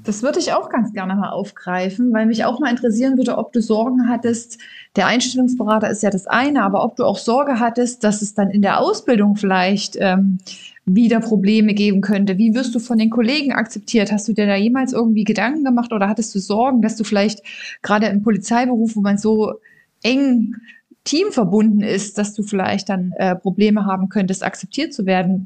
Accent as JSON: {"language": "German", "region": "Saxony", "country": "Germany", "tie": "born or raised there", "moved": "yes", "said": "ich komme ja ursprünglich aus Sachsen"}